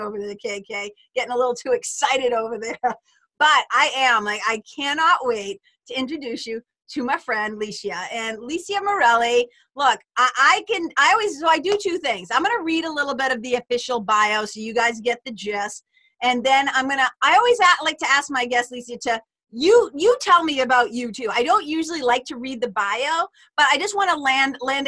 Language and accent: English; Lawrence, United States; we lived in Lawrence, but like across the city from each other